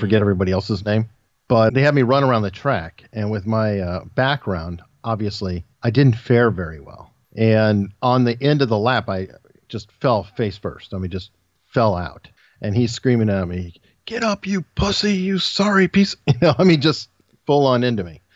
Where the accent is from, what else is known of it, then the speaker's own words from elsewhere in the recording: Tucson, Arizona, United States; now in Hampton Roads, Virginia, United States; I was born and raised in Tucson, Arizona